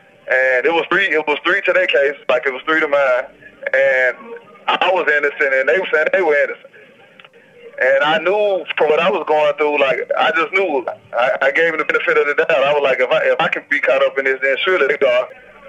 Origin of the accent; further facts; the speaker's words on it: West Memphis, Arkansas, United States; growing up in West Memphis